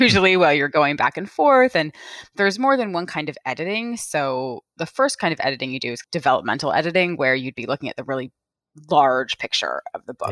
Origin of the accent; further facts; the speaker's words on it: California, United States; my very favorite bookstore where I grew up in California